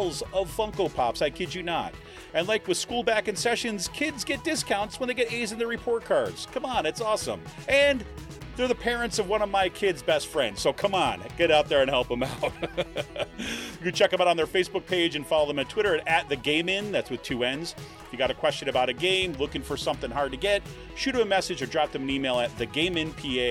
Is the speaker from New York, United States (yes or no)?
yes; New York, United States; also born or lived in Washington, D.C. / Ohio; now in Pennsylvania, United States; I grew up in New York